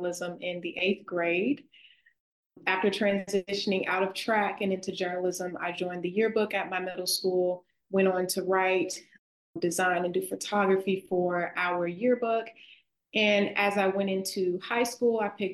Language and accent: English; the South, United States; accent: Southern; my Southern accent.